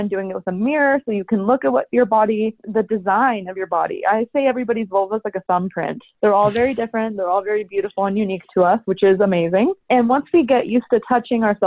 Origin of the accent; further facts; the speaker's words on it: Salt Lake City, Utah, United States; I grew up in Salt Lake City, Utah, which is land of the Mormons